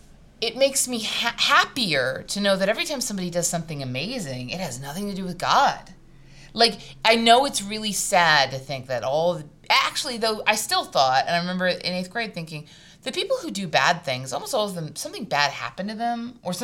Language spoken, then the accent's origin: English; South Korea; born there; embroidered fabric from Korea, because I was born in Korea.